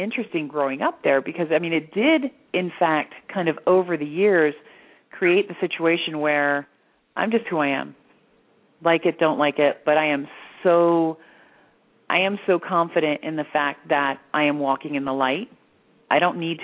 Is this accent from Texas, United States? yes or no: no; Florida, United States; also born or lived in Pennsylvania; now in Sedona, United States; I was born in Pennsylvania, which really, I mean, yes, it is a very Christian area, but it's not like the Bible Belt. And then when I was 5, we moved to Florida, back when Florida was old school Florida, so it was still hardcore Bible Belt